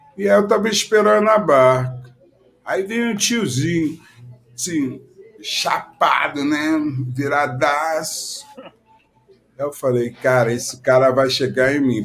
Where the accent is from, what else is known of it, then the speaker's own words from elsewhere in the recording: Rio de Janeiro, Brazil; Quando eu morava lá na Ilha do Governador, no Morro do Dendê, onde eu nasci